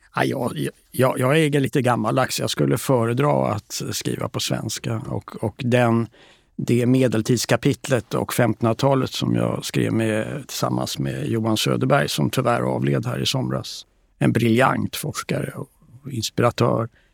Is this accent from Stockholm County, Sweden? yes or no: yes; Stockholm, Stockholm County, Sweden; jag växte upp här på Östermalm